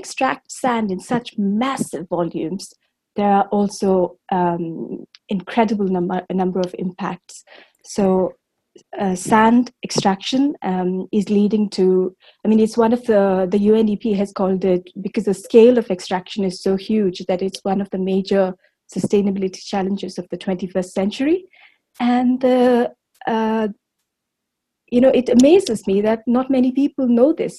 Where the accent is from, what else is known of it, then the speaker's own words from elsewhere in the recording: Bangalore, Karnataka, India; I grew up in Bangalore in South India